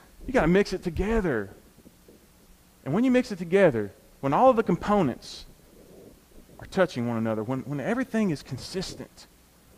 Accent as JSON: {"language": "English", "country": "United States", "said": "us as American Christians"}